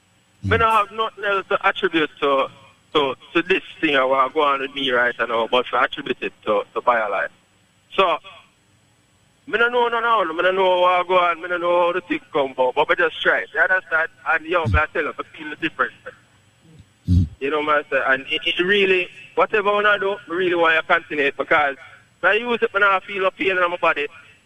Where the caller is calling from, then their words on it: Poughkeepsie, New York, United States; You know, my car is from upstate New York.